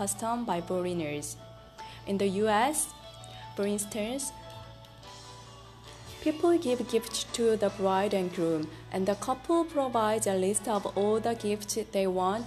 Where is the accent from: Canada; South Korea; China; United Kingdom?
South Korea; English is a second language; moved away; I am from South Korea